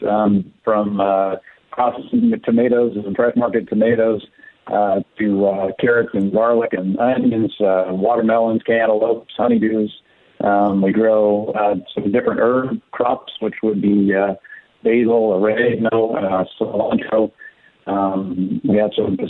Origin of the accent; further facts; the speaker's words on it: Bay Area, California, United States; now in Central Valley, United States; I wasn't born in the Central Valley. I was born actually up in the Bay Area, and ended up coming to the Central Valley later, a little bit later in life